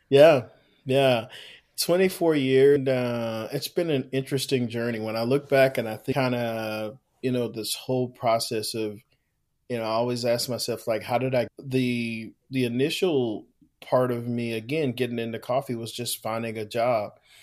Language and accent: English; Houston, Texas, United States; born and raised in Houston, Texas